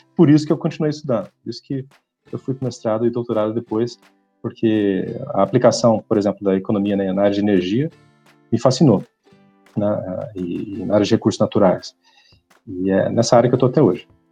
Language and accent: Portuguese; Ribeirão Preto, São Paulo, Brazil; also born or lived in Franca / Colina / Germany / Brussels, Belgium; eu, eu, sou de Ribeirão Preto, nasci em Ribeirão Preto, morei em algumas outras cidades aqui no estado de São Paulo, morei em Franca, morei em Colina, perto de Barretos, mas Ribeirão sempre foi meu centro de gravidade